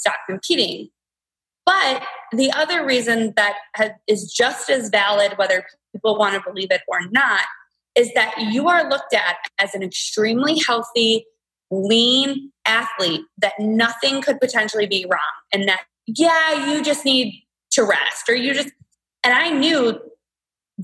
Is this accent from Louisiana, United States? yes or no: no; Toledo, Ohio, United States; moved away as an adult; now in Cleveland, United States; I'm from Toledo